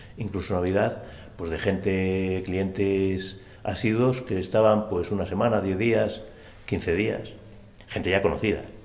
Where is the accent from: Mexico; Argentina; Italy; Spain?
Spain; Astorga, Castile and León; Mi niñez en Astorga